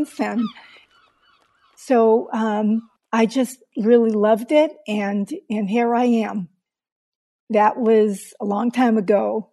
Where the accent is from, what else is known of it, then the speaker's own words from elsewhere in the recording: Boston, Massachusetts, United States; also born or lived in Oakland, California; now in Orinda, United States; I grew up in Boston